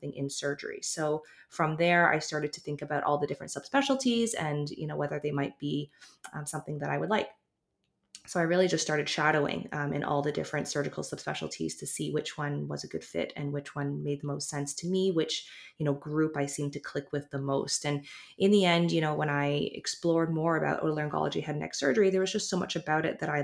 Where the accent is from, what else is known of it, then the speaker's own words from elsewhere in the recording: Toronto, Ontario, Canada; also born or lived in Halifax, Nova Scotia / California; I was born in Halifax, lived in Toronto for most of my life.